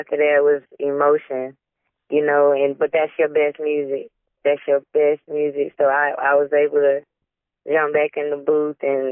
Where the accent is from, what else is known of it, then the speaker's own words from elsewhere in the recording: Midway, Georgia, United States; I'm from Midway, Georgia. The Backwoodz. I'm out here in the country, man.